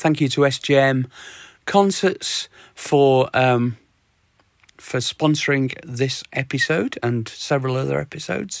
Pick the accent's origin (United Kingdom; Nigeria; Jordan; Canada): United Kingdom; Sheffield, Yorkshire and the Humber; my hometown, Sheffield.